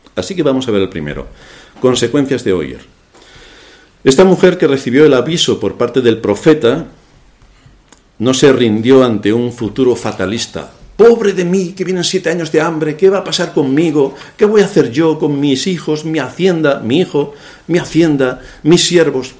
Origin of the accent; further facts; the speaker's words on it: Spain; se me nota que soy español